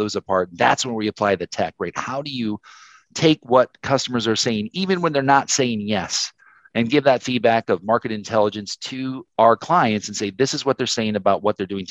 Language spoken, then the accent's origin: English; South Dakota, United States; also born or lived in Minneapolis; I'm from South Dakota.